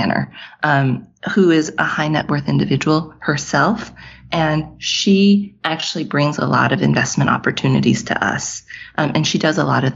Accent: Texas, United States; moved away as an adult; In 2019, we moved back home. I'm from Texas. We moved back to Texas

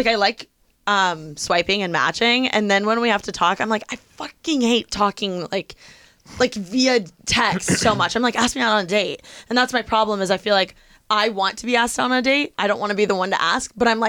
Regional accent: Midwest, United States; maybe it's because I'm from the Midwest

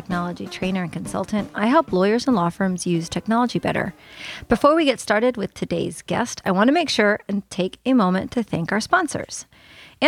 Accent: the South, United States; us Southerners down here

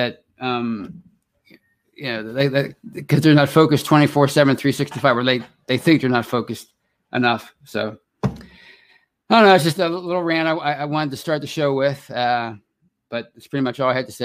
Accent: Pittsburgh, Pennsylvania, United States; accent: yinzer

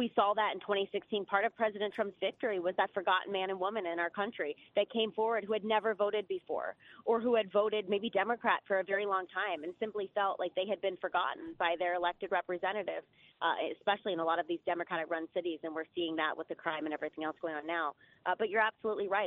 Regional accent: Ohio, United States; I'm in Ohio. I'm from Ohio.

